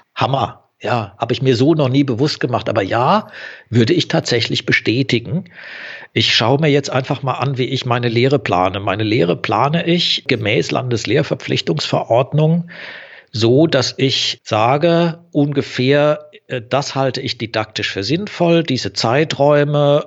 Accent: Southern Germany, Germany; also ich komme eher aus Süddeutschland, so ein bisschen hört man es wahrscheinlich auch im Medium

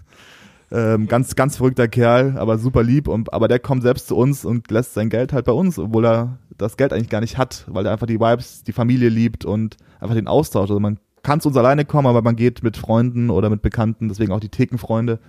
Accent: Oberammergau, Bavaria, Germany; moved away as an adult; also born or lived in Munich; now in Cologne, Germany; geboren in München, aufgewachsen Oberammergau, dann als Scheidungskind zurück nach München

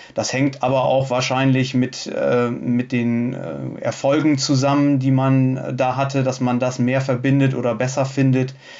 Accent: Bremen, Germany; ich komme ja aus der Bremer Region

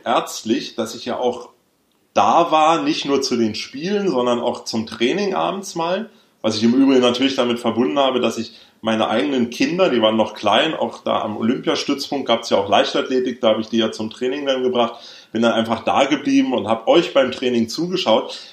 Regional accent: Berlin, Germany; Ich bin ja in Westberlin aufgewachsen

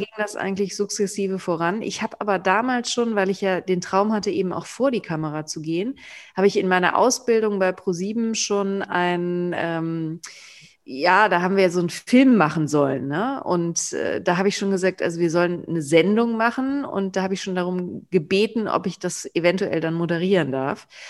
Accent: near Cologne, North Rhine-Westphalia, Germany; ich ja im Umkreis äh, von Köln geboren bin

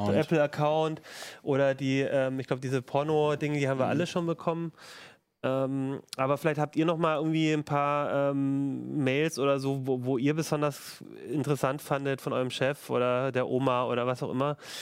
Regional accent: Germany; bei uns in Deutschland

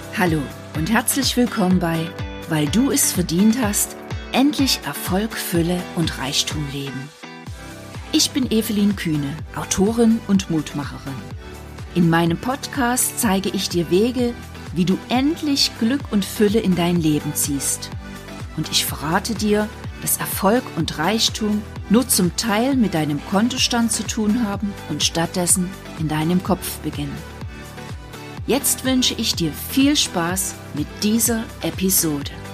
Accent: Saxony, Germany; bei uns in Sachsen

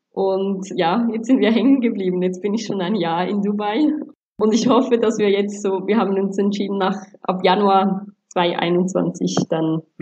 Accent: Sri Lanka; Ähm, ich komme ursprünglich auch aus Sri Lanka, aber habe bis anhin eigentlich kaum das Land wirklich gekannt oder näheren Bezug gehabt, war mir eigentlich eher auch was Fremdes.

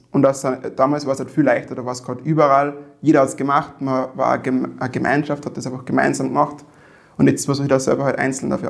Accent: Weizenkirchen, Upper Austria, Austria; ich bin in Weizenkirchen aufgewachsen. Meine Mutter kommt von dort.

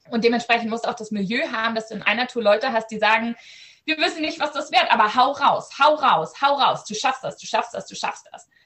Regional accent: Germany; Ich bin in Deutschland aufgewachsen. Mein Akzent ist äh, vielleicht auch erschreckend nicht vorhanden.

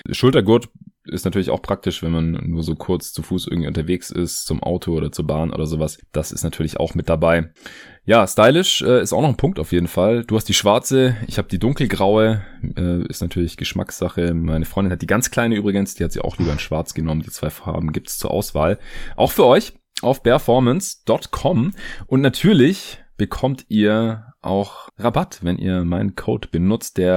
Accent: Stuttgart, Baden-Württemberg, Germany; born or raised there

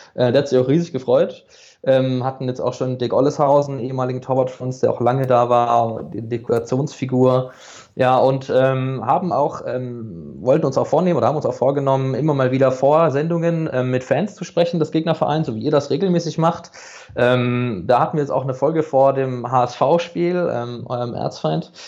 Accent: Karlsruhe, Baden-Württemberg, Germany; geboren, aufgewachsen in Karlsruhe bin ich

